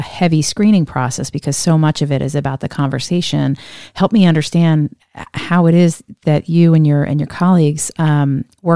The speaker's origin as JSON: {"language": "English", "region": "Northeast", "country": "United States", "tie": "born or raised there", "said": "I grew up in the Northeast"}